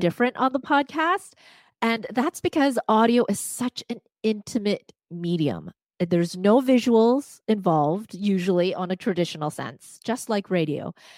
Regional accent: Vancouver, British Columbia, Canada; first language Cantonese; English is a second language; I grew up in Vancouver, again, in Chinatown

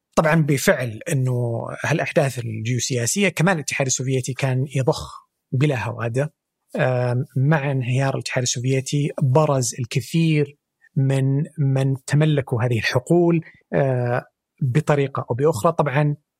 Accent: Saudi Arabia; عندنا في السعوديه

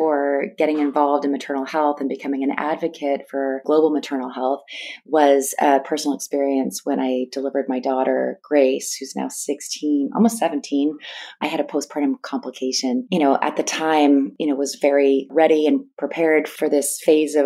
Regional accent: East Bay Area, Northern California, United States; I grew up in Northern California. I'm from the East Bay Area

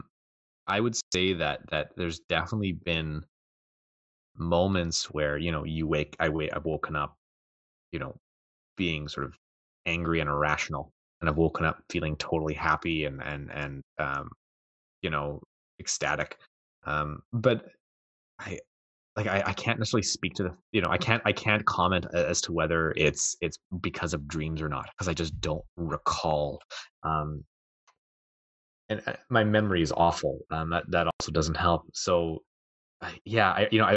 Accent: Canada; I'm Canadian

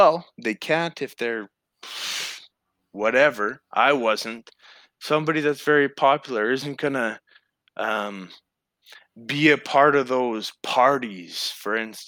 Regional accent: Surrey, British Columbia, Canada; I grew up in Surrey

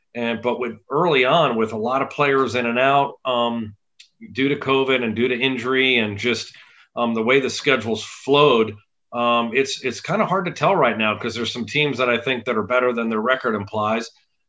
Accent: Monmouth County, New Jersey, United States; moved away; also born or lived in Virginia; my parents still live in New Jersey. My sister does. I'm from Monmouth County, so the central part of the state. And as you referenced, you know, went to Christian Brothers Academy

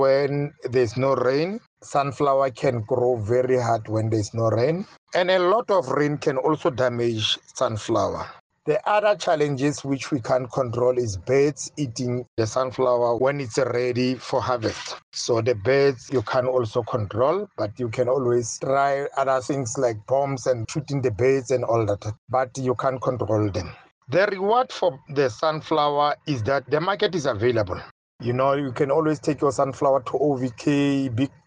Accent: Welkom, Free State, South Africa; I'm a farmer from Welkom in the Free State.

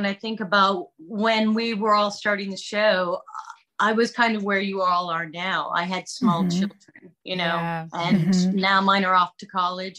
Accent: New York, United States; also born or lived in Wilmington; now in Texas, United States; I grew up in New York.

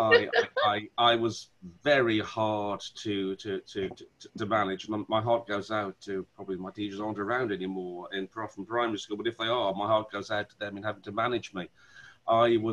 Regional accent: Wolverhampton, West Midlands, United Kingdom; I'm from Wolverhampton. You probably can hear the accent come out every now and then, you know, when I talk like that. That's my natural accent.

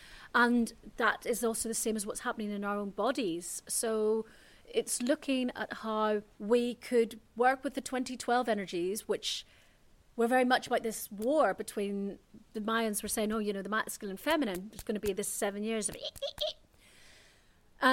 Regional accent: Ireland; And I should have got sent back to Ireland, my home country, but there were no flights.

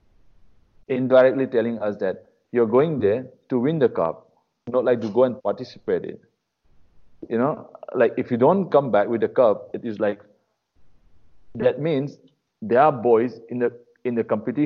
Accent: Manipur, India; moved away; I'm from Manipur

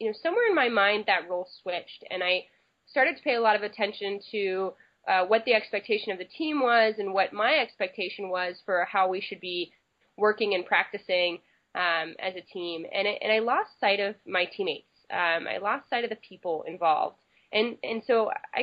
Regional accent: Berkeley, California, United States; I grew up in Berkeley, California

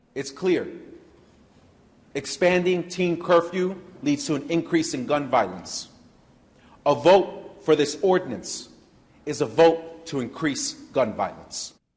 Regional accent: Chicago, Illinois, United States; as a Chicagoan

